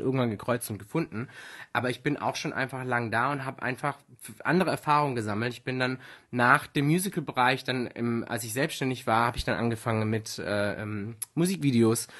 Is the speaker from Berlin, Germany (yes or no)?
no; foot of the Swabian Jura, Baden-Württemberg, Germany; komme ursprünglich aus dem Süden von Deutschland. Also ich bin aufgewachsen am Fuße der Schwäbischen Alb